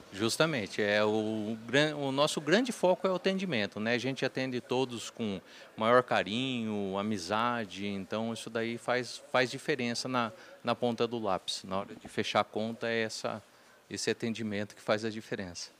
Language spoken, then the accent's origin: Portuguese; Porangaba, São Paulo, Brazil; Nasci em Porangaba